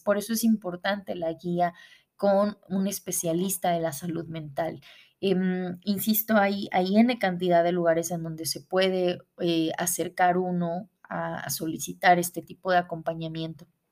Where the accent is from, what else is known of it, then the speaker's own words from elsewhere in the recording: Puebla, Mexico; moved away as an adult; now in Mexicali, Mexico; regreso a mi ciudad natal, a la ciudad de Puebla.